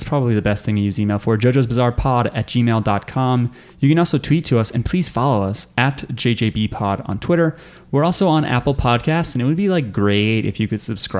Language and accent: English; Belgium; now in United States; But now I'm a citizen. {S2} What? {S1} That's right, I'm from Belgium originally.